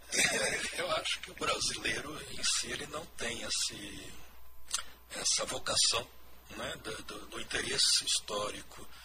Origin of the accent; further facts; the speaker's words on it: Campo Grande, Mato Grosso do Sul, Brazil; Eu sou natural aqui de Campo Grande mesmo, sou um dos, dos poucos né, magistrados aqui do Estado, nasci em Campo Grande, de família descendo dos fundadores de Campo Grande, é né, Antônio Pereira e seu filho Antônio Luiz